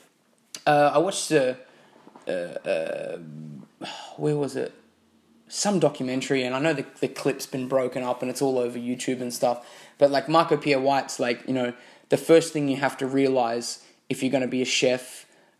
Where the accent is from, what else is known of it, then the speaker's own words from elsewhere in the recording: Australia; I'm from Australia